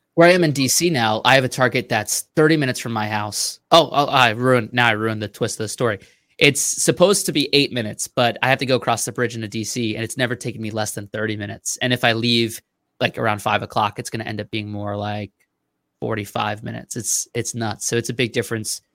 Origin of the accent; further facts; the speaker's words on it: Mastic, New York, United States; now in Virginia, United States; I grew up five minutes from the beach